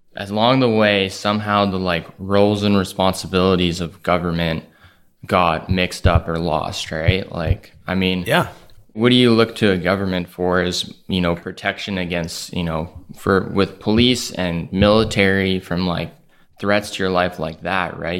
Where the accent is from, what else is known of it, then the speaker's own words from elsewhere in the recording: Calgary, Alberta, Canada; Calgary, Alberta